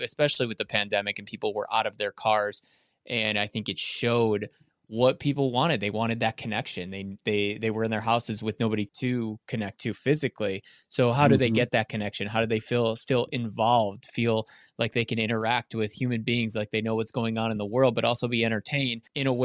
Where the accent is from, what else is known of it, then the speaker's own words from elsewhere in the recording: Chicago, Illinois, United States; moved away as an adult; claiming it as my hometown